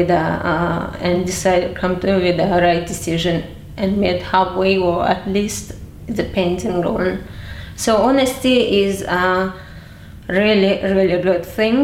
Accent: Dagestan, Russia; moved away as an adult; now in London, United Kingdom; In a part where I grew up in the Republic of Dagestan

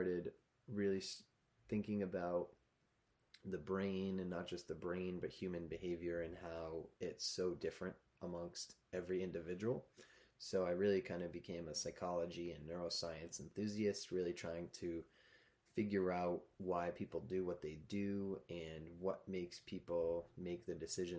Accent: Massachusetts, United States; moved away as an adult; now in Vermont, United States; I've also taught in Massachusetts, which is actually where I'm from originally. I grew up in Massachusetts

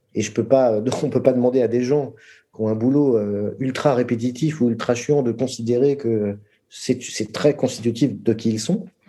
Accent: France; je suis français parce que je suis né en France

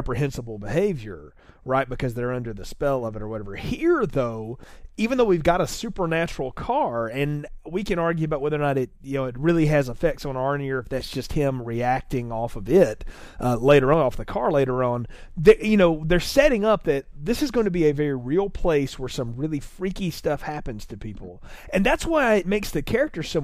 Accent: the South, United States; I grew up in the South.

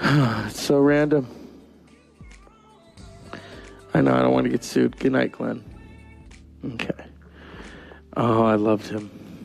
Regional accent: Canada; There were nights when my floor was so cold that you could make cake on it, because I'm French Canadian and I wanted to eat off my floor forever.

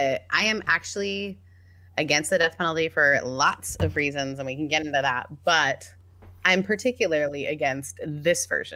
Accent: Mississippi, United States; Mississippi's going after it, my home state.

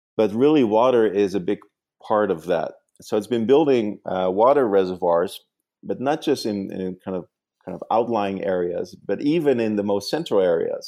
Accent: Netherlands; English is a second language; now in New York, United States; I actually grew up in the Netherlands

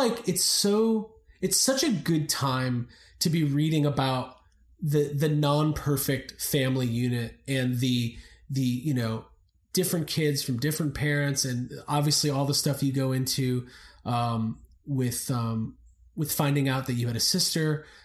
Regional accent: Highland Park, Illinois, United States; I'm from the Chicago area. I was actually born in Highland Park Hospital. Yeah. So my whole family is in Highland Park, Deerfield, Buffalo Grove

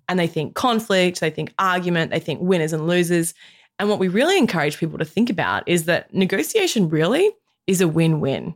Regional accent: Australia; as an Australian woman in my mid-thirties

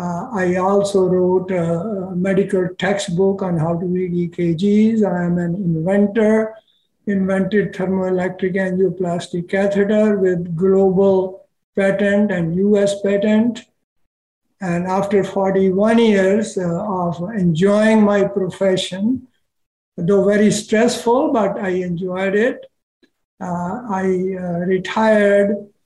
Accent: India; born there; also born or lived in Pakistan; Sure, I was born in India, and at that time I was 11 years of age when it got divided into India and Pakistan. And then there was a Holocaust of Hindus in Pakistan, and me and my family happened to live there at that time.

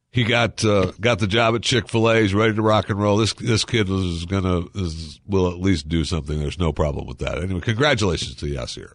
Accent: Michigan, United States; moved away; I grew up in Michigan

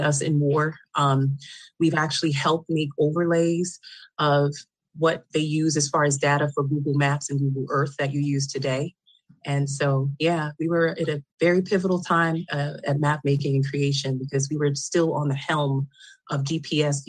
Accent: New York City, New York, United States; I am originally from Queens, New York

